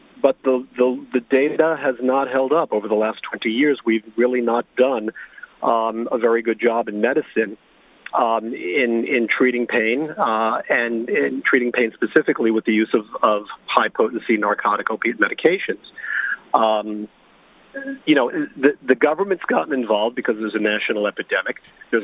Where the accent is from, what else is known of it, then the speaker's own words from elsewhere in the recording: New York City, New York, United States; now in Long Island, United States; I'm actually from New York City